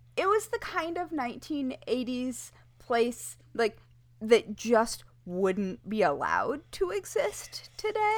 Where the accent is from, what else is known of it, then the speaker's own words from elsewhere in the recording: Kalamazoo River, Michigan, United States; I grew up on the Kalamazoo River where there are paper companies